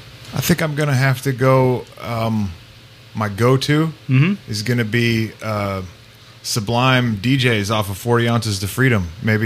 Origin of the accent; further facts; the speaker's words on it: San Juan Islands, Washington, United States; moved away; I'm actually from the West Coast. I'm from the San Juan Islands, just north of Seattle.